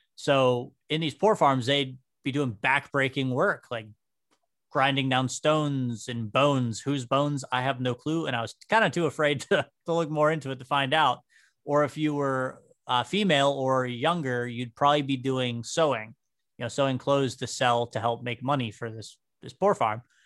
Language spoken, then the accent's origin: English; New Castle, Pennsylvania, United States; I was born and raised here in Newcastle, right over in Union Township.